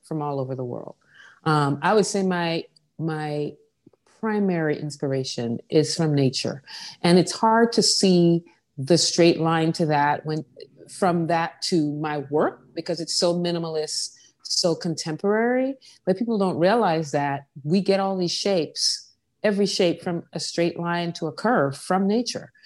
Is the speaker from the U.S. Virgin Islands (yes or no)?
yes; Saint John, U.S. Virgin Islands; also born or lived in New York; now in New Orleans, United States; I grew up on the island of Saint John that I'm from